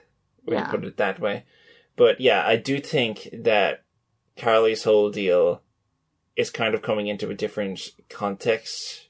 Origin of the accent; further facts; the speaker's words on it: Ireland; I'm from Ireland